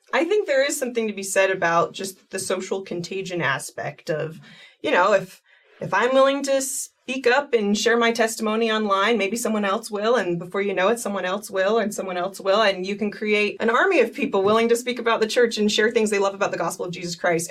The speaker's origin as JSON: {"language": "English", "region": "East Coast", "country": "United States", "tie": "born or raised there", "moved": "as an adult", "lives_now": "Utah, United States", "said": "I grew up on the East Coast, but I've lived here in Utah for the last like 12 years"}